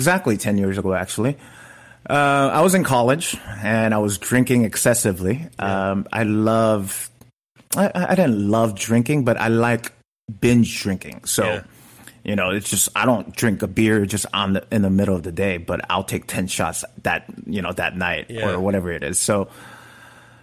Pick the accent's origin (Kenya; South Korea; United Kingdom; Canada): South Korea; now in Los Angeles, United States; I was this kid from Korea